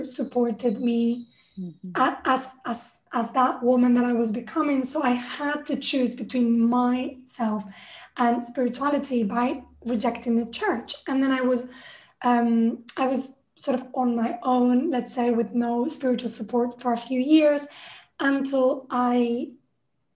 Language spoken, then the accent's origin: English; Spain; I grew up in Spain, I was Catholic